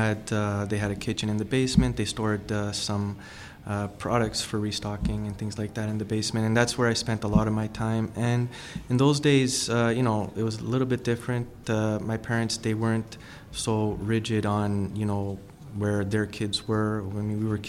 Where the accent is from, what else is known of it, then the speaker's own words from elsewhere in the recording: Ontario, Canada; I love the fact that I was born in Canada. I think Canada is an amazing country.